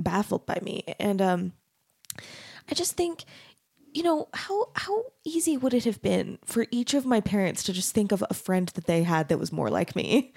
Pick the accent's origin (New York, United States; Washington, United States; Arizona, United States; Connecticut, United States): Arizona, United States; moved away as an adult; also born or lived in Texas; I grew up in Arizona, in a, in a really white city